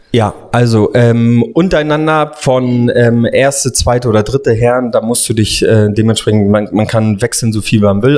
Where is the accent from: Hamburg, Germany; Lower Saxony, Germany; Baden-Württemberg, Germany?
Hamburg, Germany; Ich bin Hamburger Jung sozusagen dann halt, bin ähm, habe die Jugend bei bei den Vereinen St. Pauli HSV unter anderem gespielt